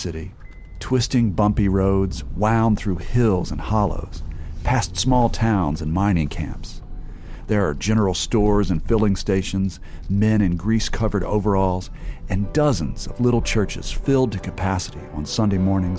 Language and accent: English; Charleston, West Virginia, United States; I grew up in Charleston, West Virginia, the capital of the state and the seat of Kanawha County. In September 1974, the year of the Great Textbook War, I was 12 years old